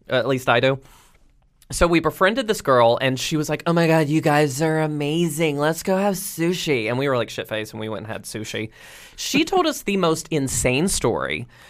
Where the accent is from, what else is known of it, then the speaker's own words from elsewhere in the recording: Roanoke, Virginia, United States; I had a sketch show, uh, in my hometown on the Cable Access